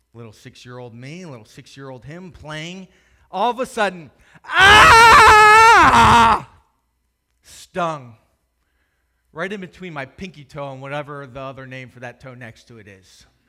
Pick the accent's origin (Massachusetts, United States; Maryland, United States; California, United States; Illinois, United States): Maryland, United States; Howard County; I grew up in Howard County, just north of here